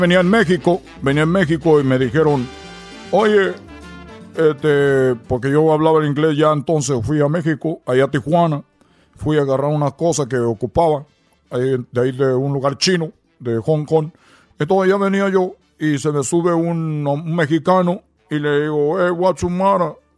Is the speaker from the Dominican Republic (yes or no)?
no; Cuba; accent: Cuban; now in United States; nosotros tenemos nuestro acento cubano